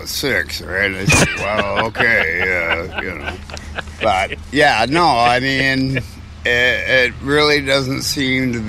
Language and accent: English; England, United Kingdom; now in Canada; I'm English